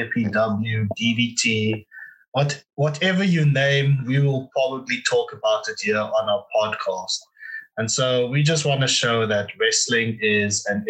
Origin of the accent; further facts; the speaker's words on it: South Africa; I'm from South Africa.